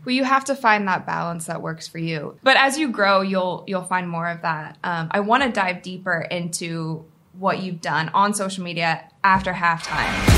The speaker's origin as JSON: {"language": "English", "town": "Cleveland", "region": "Ohio", "country": "United States", "tie": "born or raised there", "said": "We're in Cleveland right now. It's it's my hometown."}